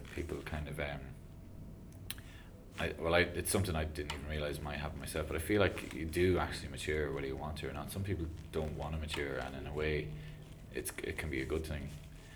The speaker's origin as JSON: {"language": "English", "town": "Kells", "region": "County Meath", "country": "Ireland", "tie": "born or raised there", "moved": "yes", "said": "my hometown of Kells"}